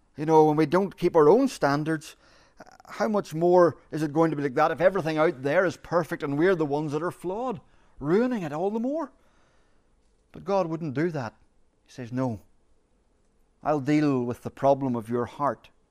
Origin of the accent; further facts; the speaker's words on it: Ireland; As Irish people, we are storytellers. We are born storytellers